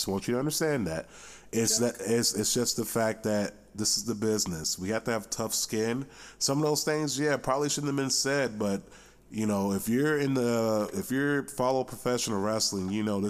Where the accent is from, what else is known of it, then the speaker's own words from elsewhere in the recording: Boynton Beach, Florida, United States; I am not from Cleveland. I'm from Miami. Well, I'm from the Miami area, originally Boynton Beach. Shout out to the 561.